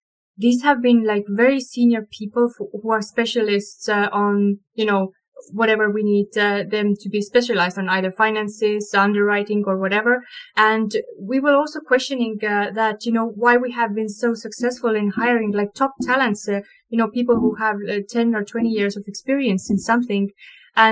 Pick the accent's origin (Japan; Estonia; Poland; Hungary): Estonia; We're from Estonia